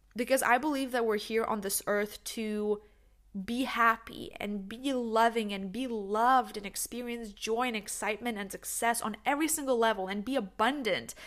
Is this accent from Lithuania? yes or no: yes; Lithuania; also born or lived in New York, United States; now in Netherlands; I'm originally from Lithuania